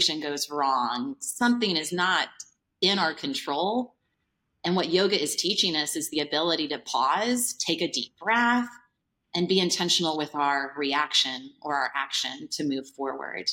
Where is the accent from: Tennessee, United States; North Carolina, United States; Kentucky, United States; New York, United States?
Tennessee, United States; Nashville; Nashville, Tennessee here is my hometown